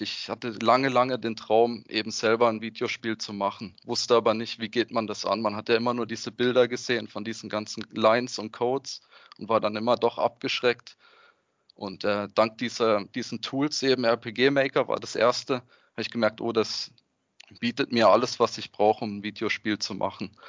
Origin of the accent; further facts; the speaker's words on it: Freiburg, Baden-Württemberg, Germany; Ich komme aus Freiburg beim schönen Schwarzwald